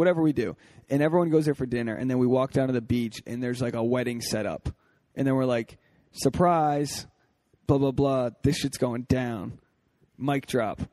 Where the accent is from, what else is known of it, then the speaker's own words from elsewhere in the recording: Newport, Rhode Island, United States; Newport, Rhode Island, my hometown